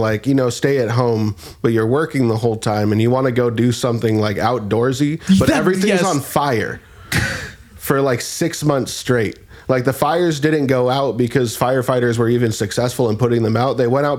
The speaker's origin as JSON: {"language": "English", "region": "California", "country": "United States", "tie": "born or raised there"}